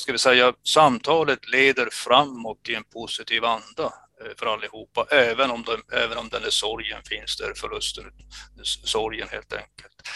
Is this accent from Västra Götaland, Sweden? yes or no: no; Kiruna, Norrbotten County, Sweden; moved away as an adult; now in Luleå, Sweden; jag är uppväxt i Finsoppor